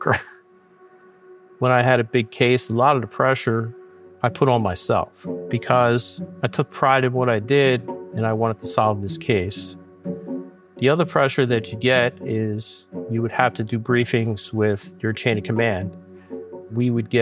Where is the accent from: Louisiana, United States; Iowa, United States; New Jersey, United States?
New Jersey, United States; moved away as an adult; now in Las Vegas, United States; I'm originally from South Jersey.